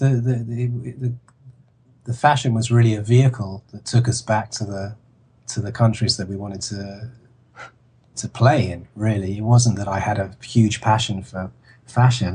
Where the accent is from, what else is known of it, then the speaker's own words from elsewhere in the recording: London, United Kingdom; I come from London, and I come from, you know, you know, I knew Camden Market pretty well. I'd been in it, you know, loads of times as a kid